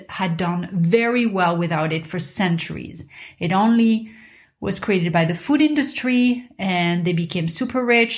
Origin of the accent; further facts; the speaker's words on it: Paris, Île-de-France, France; moved away; when I was a kid growing up in Paris